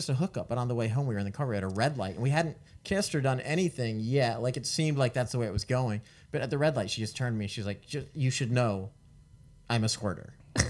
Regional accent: Tampa, Florida, United States; moved away; I was back where I grew up in Tampa, Florida.

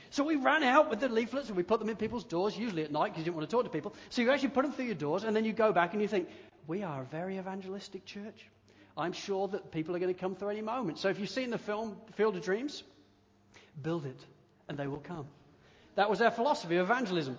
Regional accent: United Kingdom; growing up in the United Kingdom

